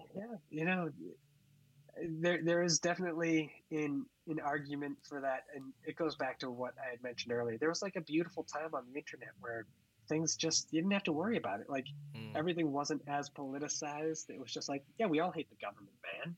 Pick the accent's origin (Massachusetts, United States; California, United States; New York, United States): Massachusetts, United States; Hanson; moved away as an adult; also born or lived in San Francisco; now in Los Angeles, United States; growing up in Hanson